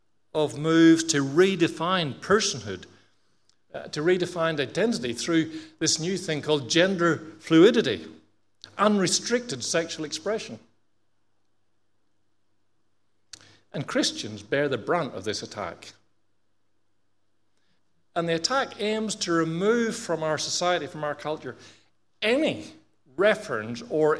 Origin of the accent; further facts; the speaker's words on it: Australia; being Australian